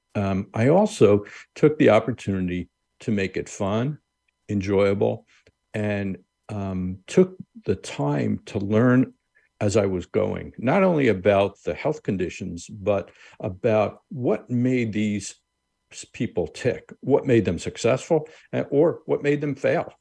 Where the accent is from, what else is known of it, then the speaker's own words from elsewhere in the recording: Long Island, New York, United States; I grew up on Long Island, New York